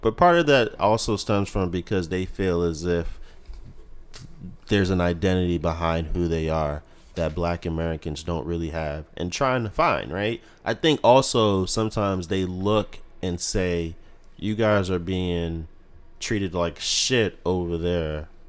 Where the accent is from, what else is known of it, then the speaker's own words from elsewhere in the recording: Nigeria; me being Nigerian, I don't think that I'm better than anyone.